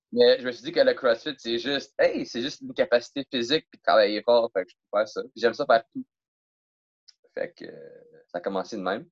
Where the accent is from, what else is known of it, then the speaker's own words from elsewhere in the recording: Rosemère, Quebec, Canada; je viens de Rosemère